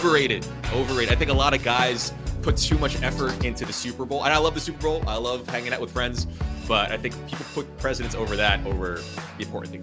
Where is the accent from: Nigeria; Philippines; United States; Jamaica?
Philippines; obviously being Filipino, like we do the whole Noche Buena.